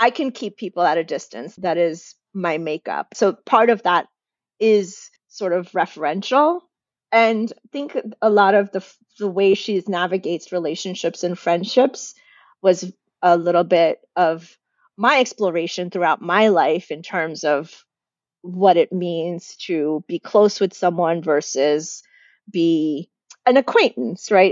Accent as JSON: {"language": "English", "country": "United States", "accent": "American", "said": "I'm Indian in my house and my family and my community, but as soon as I step outside, I'm American. I sound American"}